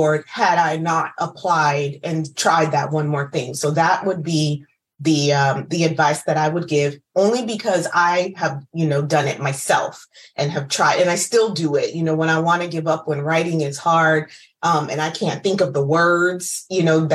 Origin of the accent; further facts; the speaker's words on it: United States; I'm first generation Ghanaian American